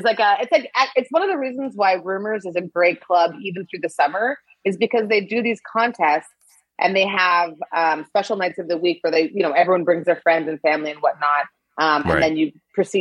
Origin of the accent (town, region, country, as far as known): Winnipeg, Manitoba, Canada; born or raised there; moved away as an adult; also born or lived in Nigeria / Edmonton; now in Toronto, Canada